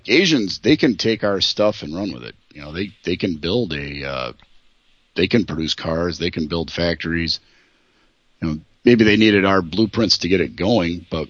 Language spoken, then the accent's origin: English; Minnesota, United States